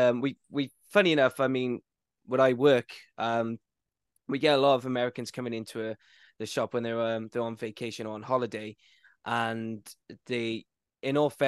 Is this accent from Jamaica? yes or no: no; Wales, United Kingdom; I'm from Wales